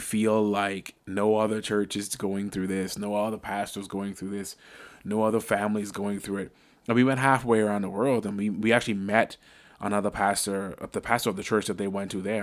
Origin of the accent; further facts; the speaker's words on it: Bahamas; now in Northeast Ohio, United States; I'm from the Bahamas